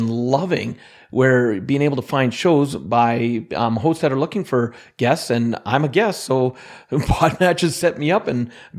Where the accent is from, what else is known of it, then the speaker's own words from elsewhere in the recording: Alberta, Canada; Well, yeah, see, because I'm Canadian, I think you have the accent, but I am from Central Alberta in Canada.